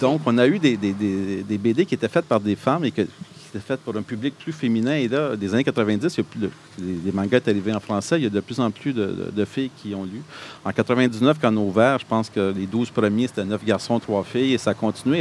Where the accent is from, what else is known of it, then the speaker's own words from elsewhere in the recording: Montreal, Quebec, Canada; moved away as an adult; now in Gatineau, Canada; je suis originaire de Montréal